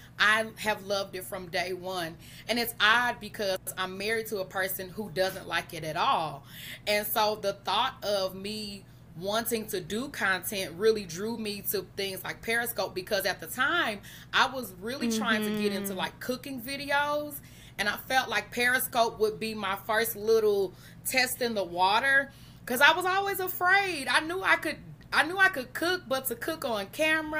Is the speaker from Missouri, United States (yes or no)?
yes; St. Louis, Missouri, United States; I am from St. Louis, Missouri